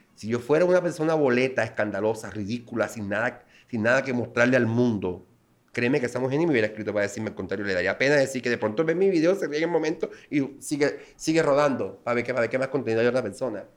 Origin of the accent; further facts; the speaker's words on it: Las Palmas, Bolívar, Colombia; moved away; soy nativo de Las Palmas, Bolívar